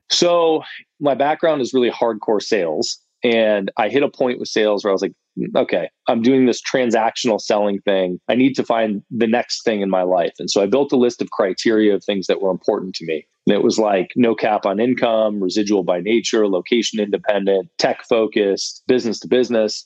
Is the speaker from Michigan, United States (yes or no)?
yes; Ann Arbor, Michigan, United States; moved away as an adult; also born or lived in Indiana; now in Austin, United States; I'm from Michigan, from Ann Arbor, okay. Michigan originally, moved to Austin about six years ago